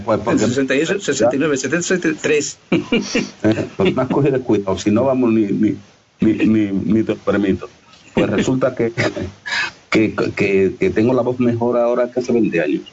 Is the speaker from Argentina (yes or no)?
no; Extremadura, Spain; accent: Extremeño; yo tengo un acento extremeño